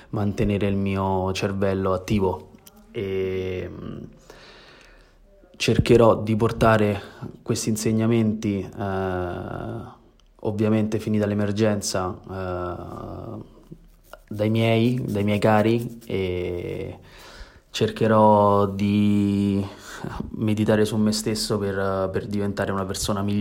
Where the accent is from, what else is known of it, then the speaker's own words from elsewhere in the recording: Rome, Lazio, Italy; born there; Io di base sono, abito a Roma, sono nato a Roma e il, il mio core business sta lì